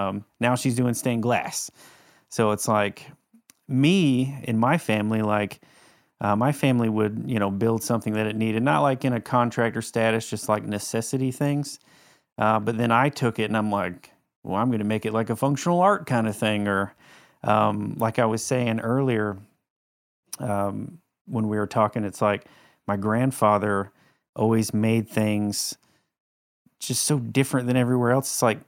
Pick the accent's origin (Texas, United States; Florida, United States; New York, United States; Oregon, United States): Florida, United States; Panama City; Panama City.